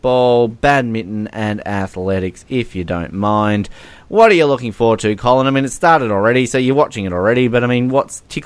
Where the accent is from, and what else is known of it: Australia